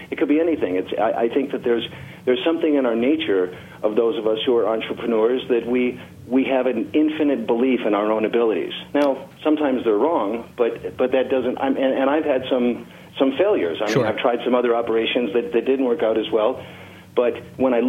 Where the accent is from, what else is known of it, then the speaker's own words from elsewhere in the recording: Chicago, Illinois, United States; moved away as an adult; also born or lived in Tennessee / Colorado; now in Sierra Vista, United States; I grew up in Chicago